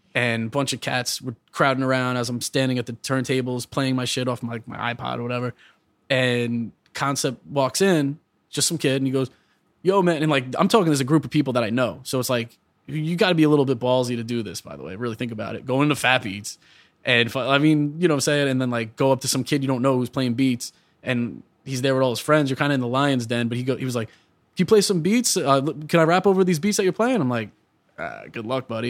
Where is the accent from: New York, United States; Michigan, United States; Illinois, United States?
New York, United States; also born or lived in Long Island; I'm from New York